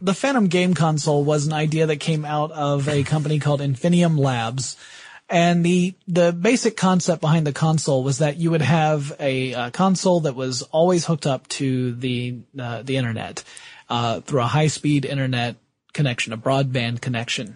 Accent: the South, United States; I am from the South

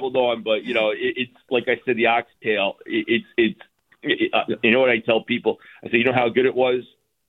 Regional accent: East Coast, United States; now in San Francisco, United States; I'm from back east, and my culture is Italian

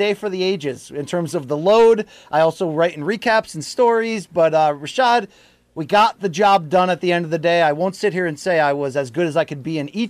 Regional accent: outside of New Haven, Connecticut, United States; I grew up in Connecticut, you know, outside of New Haven, outside of New York City

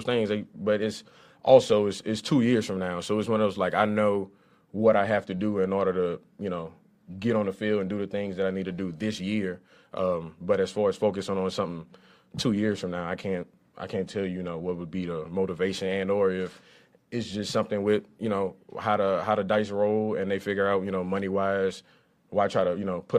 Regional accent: Lafayette, Louisiana, United States; I grew up in Lafayette, Louisiana

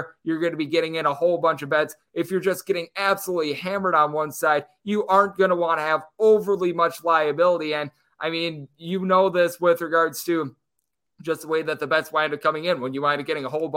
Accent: Wisconsin, United States; moved away as an adult; now in Las Vegas, United States; my home state of Wisconsin

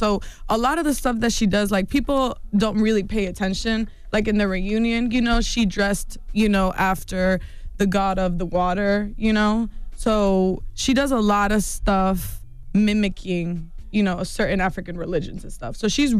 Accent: Mexico; See, in our culture, like, I'm from Mexico.

